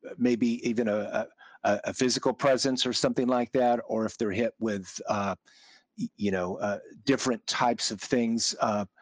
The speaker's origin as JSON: {"language": "English", "region": "Kansas", "country": "United States", "tie": "born or raised there", "said": "I grew up in Kansas"}